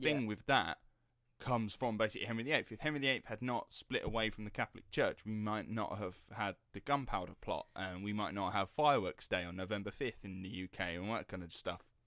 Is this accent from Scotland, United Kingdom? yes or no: no; Rettenden, East of England, United Kingdom; the Essex Boys and the infamous Rettenden murders, uh, that happened in my hometown